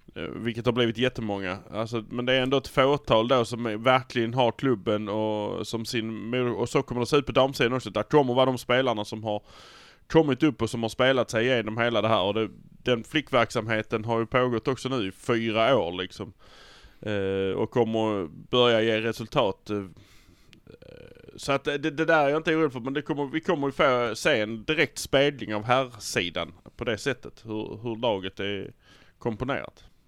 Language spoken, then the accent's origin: Swedish; Malmö, Skåne, Sweden; vi är från Malmö